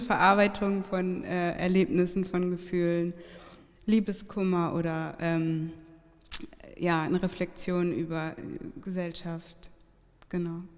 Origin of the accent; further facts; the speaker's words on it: Hamburg, Germany; now in Berlin, Germany; ich bin aufgewachsen da in der Nähe von der Sternschanze